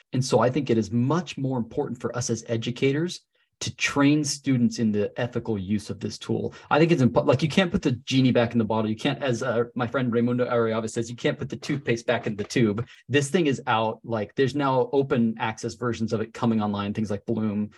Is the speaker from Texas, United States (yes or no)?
no; Salt Lake City, Utah, United States; born or raised there